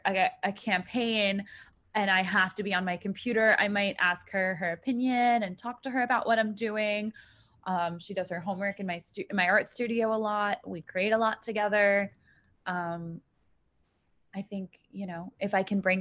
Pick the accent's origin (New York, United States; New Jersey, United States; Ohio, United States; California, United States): New York, United States; I am from New York